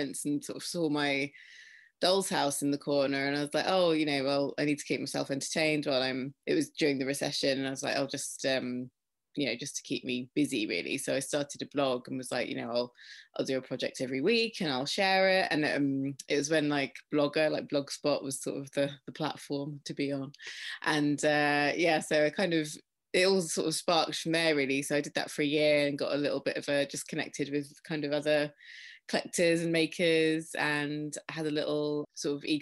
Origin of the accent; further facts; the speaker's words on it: Faversham, South East England, United Kingdom; my hometown, it's Faversham in Kent in the UK